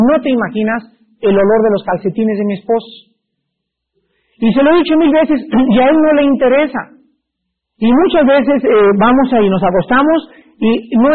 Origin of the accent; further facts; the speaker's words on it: Mexico; Yo como buen mexicano